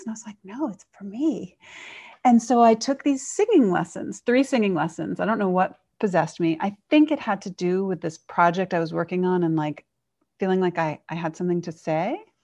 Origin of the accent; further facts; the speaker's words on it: New York, United States; I grew up in New York